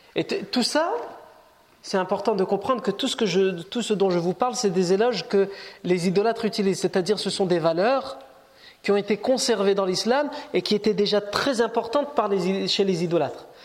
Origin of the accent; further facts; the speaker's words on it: France; on est né ici, on est français, on est chez nous